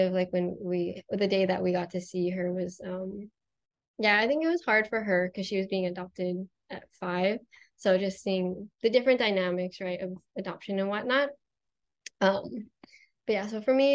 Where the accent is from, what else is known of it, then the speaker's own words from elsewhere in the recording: Oregon, United States; also born or lived in China; I'm originally from Oregon